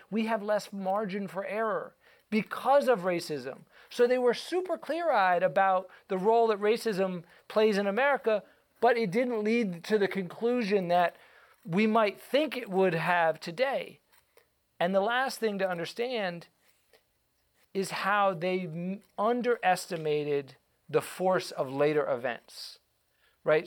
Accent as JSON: {"language": "English", "town": "Atlanta", "region": "Georgia", "country": "United States", "tie": "born or raised there", "also_born_or_lived": "Los Angeles", "moved": "as an adult", "said": "growing up in Atlanta, Georgia"}